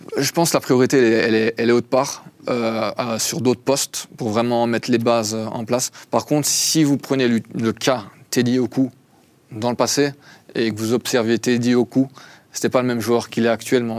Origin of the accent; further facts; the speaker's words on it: Belgium; now in Lausanne, Switzerland; je suis belge à la base, donc belgo-arménien